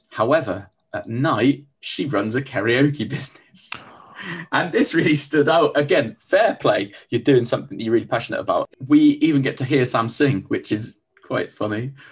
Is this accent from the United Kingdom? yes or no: yes; Huddersfield, Yorkshire and the Humber, United Kingdom; I'm originally from Huddersfield in West Yorkshire